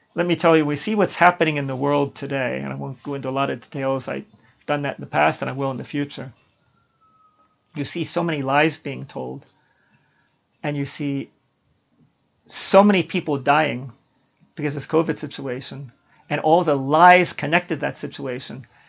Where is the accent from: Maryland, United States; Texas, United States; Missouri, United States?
Maryland, United States; Baltimore; When I was growing up in Baltimore